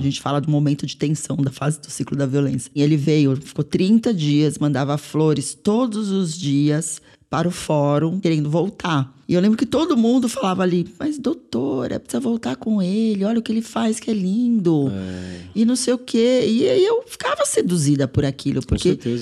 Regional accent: São Paulo, Brazil; sou mulher brasileira, nasci em São Paulo

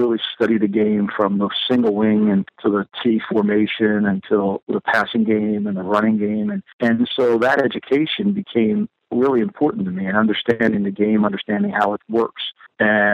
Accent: New Jersey, United States; a kid growing up in New Jersey

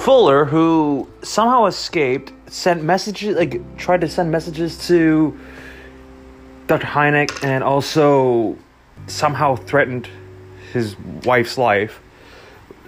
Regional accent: Canada; I'm not even American, I'm Canadian

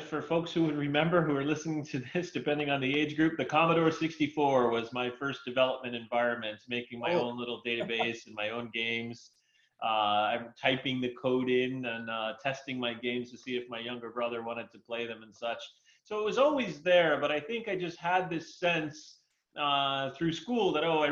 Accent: New York City, New York, United States; moved away as an adult; also born or lived in Arizona; I was born and raised in New York City, actually

